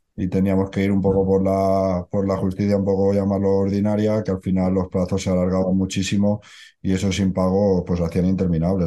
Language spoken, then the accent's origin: Spanish; Barcelona, Catalonia, Spain; yo soy de Barcelona